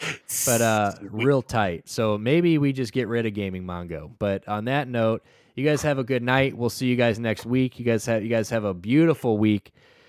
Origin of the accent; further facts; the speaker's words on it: Alaska, United States; now in Florida, United States; I'm from Alaska and I live in Florida.